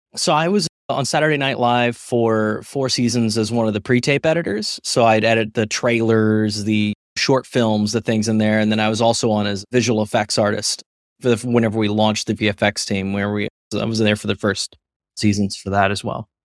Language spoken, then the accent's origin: English; Missouri, United States; moved away as an adult; also born or lived in St. Louis; now in New York, United States; I grew up in the middle of nowhere, Missouri